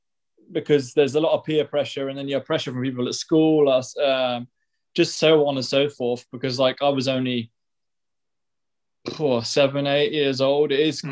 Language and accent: English; Guernsey; Yeah. I was born in Guernsey.